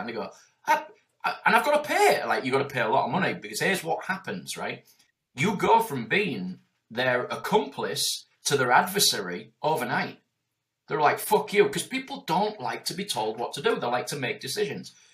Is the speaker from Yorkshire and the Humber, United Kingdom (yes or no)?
yes; Yorkshire and the Humber, United Kingdom; I'm from Yorkshire.